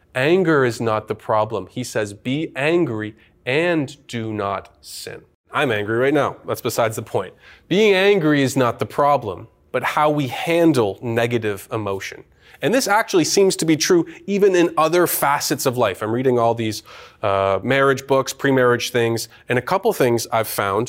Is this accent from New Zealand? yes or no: no; Canada; I am a Canadian citizen, born here, raised here